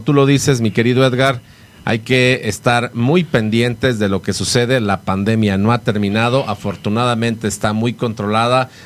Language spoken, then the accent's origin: Spanish; Mexico; como buenos mexicanos siempre también nos acompaña el Alcacelser